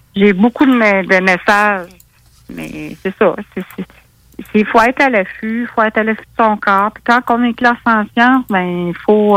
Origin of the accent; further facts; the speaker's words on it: Quebec City, Quebec, Canada; now in Rivière-à-Pierre, Canada; je viens de Québec, je reste à Rivière-à-Pierre